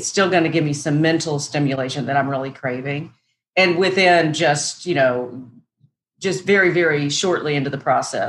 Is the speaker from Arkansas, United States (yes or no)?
yes; Northwest Arkansas, United States; moved away as an adult; now in Nashville, United States; I grew up in Northwest Arkansas